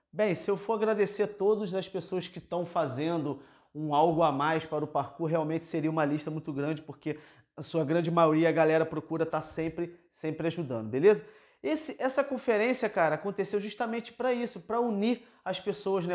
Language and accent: Portuguese; Rio de Janeiro, Brazil; Eu que sou da cidade grande, por exemplo, sou aqui da cidade do Rio de Janeiro